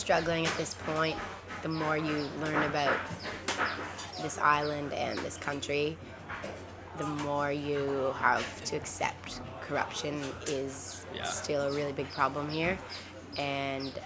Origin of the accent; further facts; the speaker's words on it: Toronto, Ontario, Canada; moved away as an adult; now in Koh Rong, Cambodia; in Toronto, my hometown